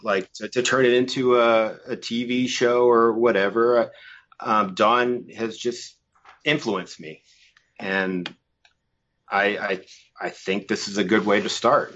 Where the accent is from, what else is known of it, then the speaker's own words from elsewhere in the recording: Massachusetts, United States; moved away as an adult; now in Los Angeles, United States; I'm originally from Massachusetts, uh, but I've been living here in L A for about twenty years now